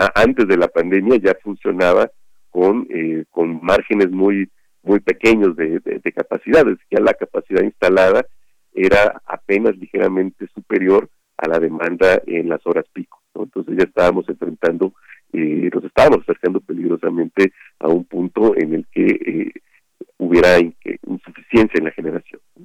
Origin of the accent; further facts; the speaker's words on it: Mexico; mi pueblo, allá en Patacualcos